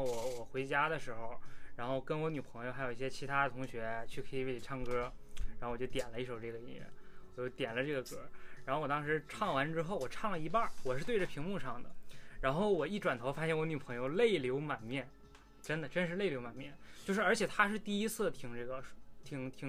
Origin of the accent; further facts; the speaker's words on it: China; 我觉得作为中国人应该全都能听明白他这个词，对吧？